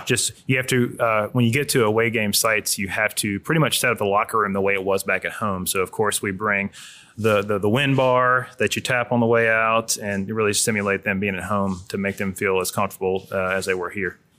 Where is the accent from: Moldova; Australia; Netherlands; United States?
United States; Hammond, Louisiana; I grew up in Hammond, Louisiana down the road